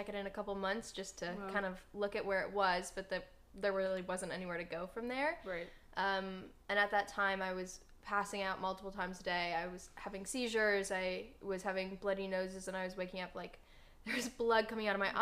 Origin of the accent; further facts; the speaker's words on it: Minnesota, United States; now in Los Angeles, United States; I'm from Minnesota originally, and when I was 13 years old